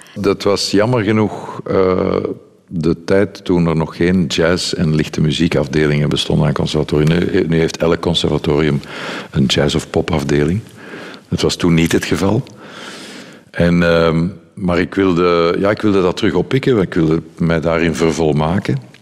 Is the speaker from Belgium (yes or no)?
yes; Brussels, Brussels-Capital Region, Belgium; ik ben Brusselaar, ik was niet, ik ben Brusselaar